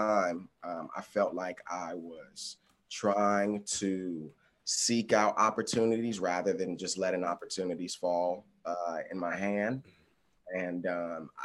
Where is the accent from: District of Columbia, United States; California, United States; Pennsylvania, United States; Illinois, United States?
District of Columbia, United States; Washington; also born or lived in Los Angeles; my hometown